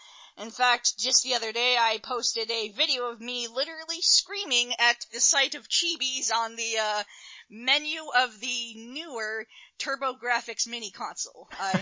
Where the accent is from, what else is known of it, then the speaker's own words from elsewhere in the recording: Canada; I am very, very keen to talk about anime in Canada and just what being a Canadian anime fan means and my experiences with it